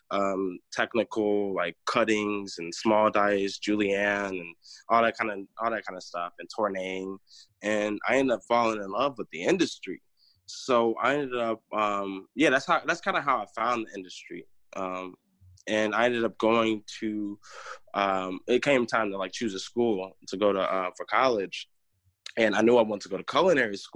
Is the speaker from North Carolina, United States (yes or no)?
yes; North Carolina, United States; born there; also born or lived in Chicago / Northwest Indiana; now in Michigan, United States; I'm from um, so born in North Carolina. I moved from North Carolina to Chicago from Chicago to Northwest Indiana, um, and now I am in Michigan.